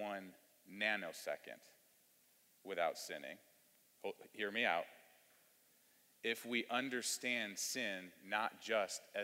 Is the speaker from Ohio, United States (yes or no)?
yes; Cleveland, Ohio, United States; now in Louisville, United States; I was raised in Cleveland, Ohio